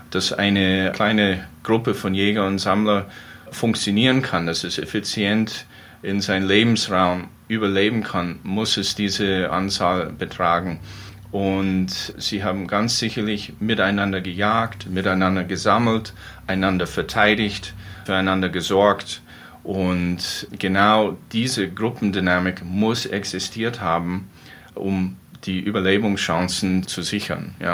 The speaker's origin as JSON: {"language": "German", "country": "United States", "tie": "born or raised there", "said": "Ich stamme persönlich aus den USA, da wo ich geboren und aufgewachsen bin."}